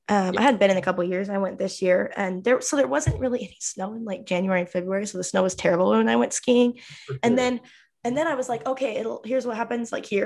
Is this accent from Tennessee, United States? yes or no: no; Utah, United States; I live in Utah actually.